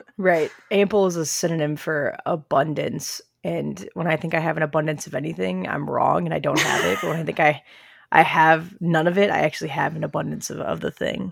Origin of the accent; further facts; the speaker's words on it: Southern Illinois, United States; I'm from Southern Illinois, so I think I'm Southern